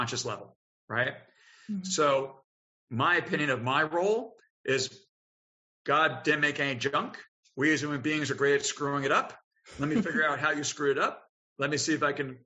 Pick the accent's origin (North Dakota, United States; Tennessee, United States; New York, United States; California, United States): New York, United States; Long Island; moved away as an adult; now in Richmond, United States; I was from Long Island